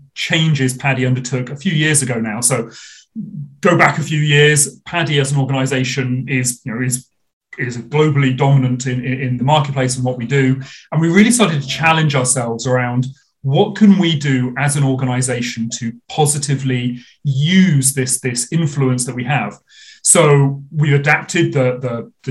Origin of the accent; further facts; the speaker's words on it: United Kingdom; I get to look after the UK, my home country where I did most of my diving